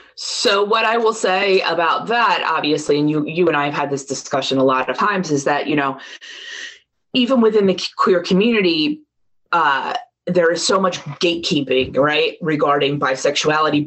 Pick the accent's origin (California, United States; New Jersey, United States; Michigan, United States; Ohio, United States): New Jersey, United States; Marlton; also born or lived in Ocean Township, New Jersey / Rutgers, New Jersey; we moved to Ocean Township in Monmouth County when I was 12 or 13 uh, I started in eighth grade in Ocean. Before that, we were in South Jersey in Marlton.